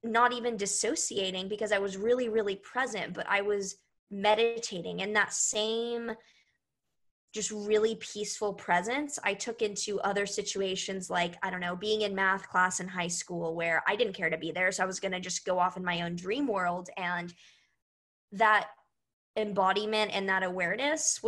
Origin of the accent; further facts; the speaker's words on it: Houston, Texas, United States; I was born in Houston, Texas